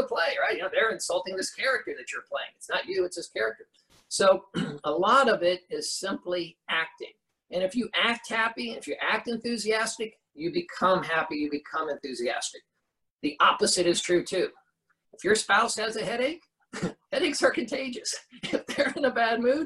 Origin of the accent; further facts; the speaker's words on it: Orlando, Florida, United States; I grew up in Orlando.